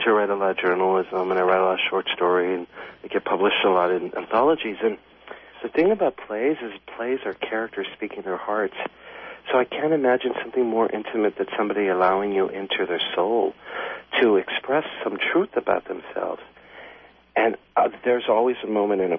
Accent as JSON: {"language": "English", "town": "Los Angeles", "region": "California", "country": "United States", "tie": "born or raised there", "said": "I grew up in this really, really poor neighborhood in downtown, right in the center of downtown L.A. It's called Pico Union."}